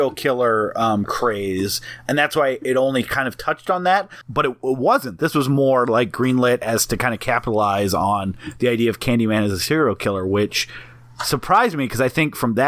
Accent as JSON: {"language": "English", "region": "North Dakota", "country": "United States", "tie": "born or raised there", "moved": "yes", "lives_now": "Minneapolis, United States", "said": "I was a high school kid from a smaller town in North Dakota."}